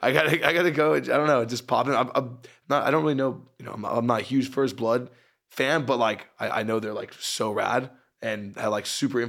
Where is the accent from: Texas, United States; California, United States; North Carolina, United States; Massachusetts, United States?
California, United States; San Pedro; moved away as an adult; now in Santa Cruz, United States; I actually grew up down this way. I grew up in San Pedro.